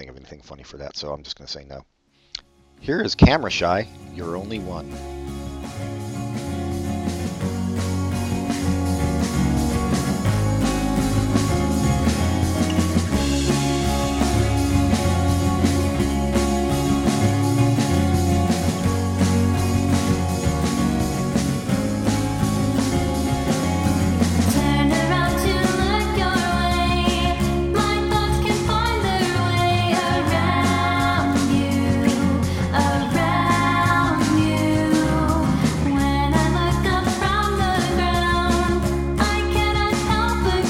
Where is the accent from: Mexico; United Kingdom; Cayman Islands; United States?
United States; Oakland, California; From my hometown of Oakland.